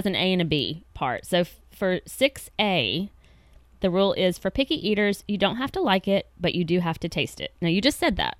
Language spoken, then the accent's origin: English; United States; as American parents